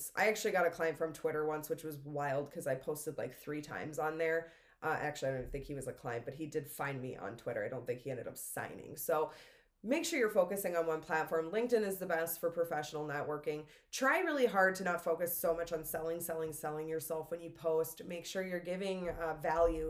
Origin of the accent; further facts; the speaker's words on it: Minnesota, United States; moved away; I'm originally from Minnesota. It's Minnesota in me of like just saying sorry